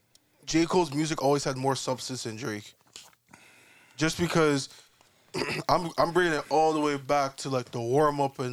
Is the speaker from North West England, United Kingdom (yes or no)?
no; London, United Kingdom; I'm from London. I like to go and shop at the mall, shop at the store.